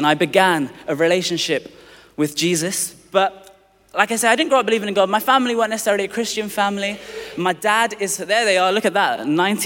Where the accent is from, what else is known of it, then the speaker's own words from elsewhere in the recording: London, United Kingdom; I was born in Tooting in Southwest London